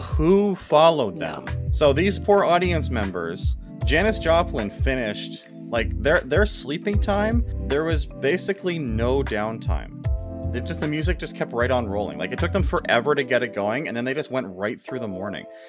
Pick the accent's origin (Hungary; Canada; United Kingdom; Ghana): Canada; we're Canadian